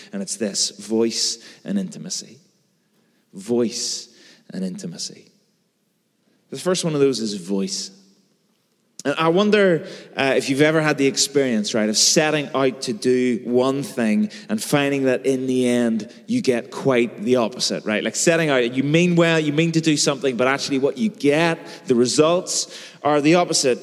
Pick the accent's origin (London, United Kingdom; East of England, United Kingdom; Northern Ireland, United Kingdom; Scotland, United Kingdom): Northern Ireland, United Kingdom; Belfast; I've grown up in and around Belfast my whole life.